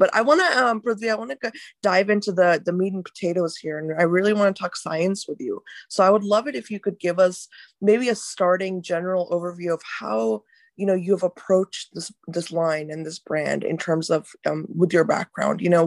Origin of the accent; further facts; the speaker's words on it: India; I'm from India as well.